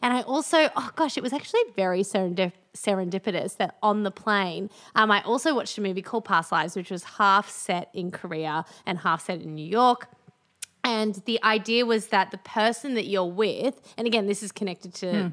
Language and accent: English; Melbourne, Victoria, Australia; now in Brisbane, Australia; I grew up in Melbourne